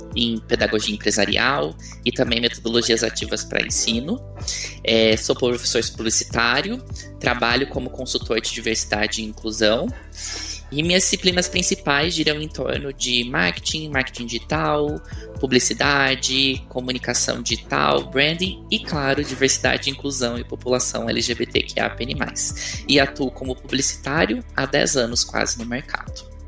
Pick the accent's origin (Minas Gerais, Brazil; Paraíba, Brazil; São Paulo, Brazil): São Paulo, Brazil; now in Belo Horizonte, Brazil; eu sou de São Paulo, mas agora moro em, moro em Belo Horizonte